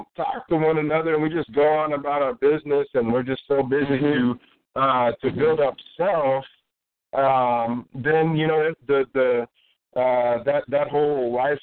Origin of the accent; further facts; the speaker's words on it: SeaTac, Washington, United States; also born or lived in Kent, Washington; I moved to SeaTac